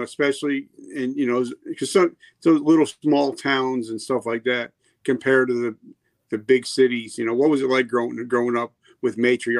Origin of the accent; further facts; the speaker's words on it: New Jersey, United States; moved away; also born or lived in South Carolina; I grew up in New Jersey, but I became an adult in South Carolina.